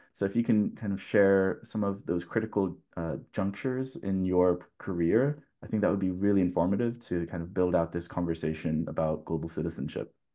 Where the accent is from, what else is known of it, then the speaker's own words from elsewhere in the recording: California, United States; coming from a Californian